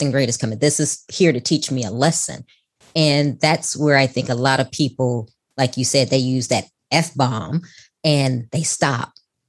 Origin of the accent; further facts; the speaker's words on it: Chicago, Illinois, United States; That's right. And we're from Chicago.